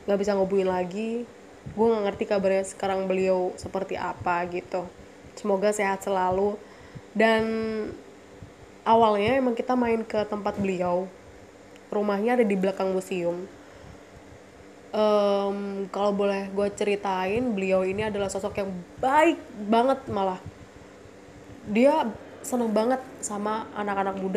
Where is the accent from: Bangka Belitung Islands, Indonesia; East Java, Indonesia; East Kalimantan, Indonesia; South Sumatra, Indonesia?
East Java, Indonesia; Surabaya; gue orang Surabaya ya maksudnya gue lahir di Surabaya besar di Surabaya dan di sidoarjo